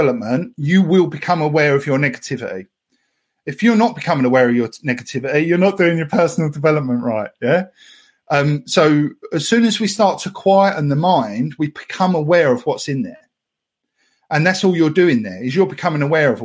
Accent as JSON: {"language": "English", "area": "Essex", "region": "East of England", "country": "United Kingdom", "said": "I'm from Essex. We destroy all words from all languages, even English."}